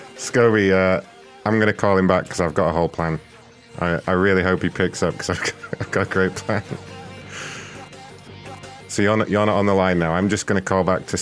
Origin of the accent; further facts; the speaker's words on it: United Kingdom; I'm from Great Britain, and I'm fairly new at this job, so I know very little about American football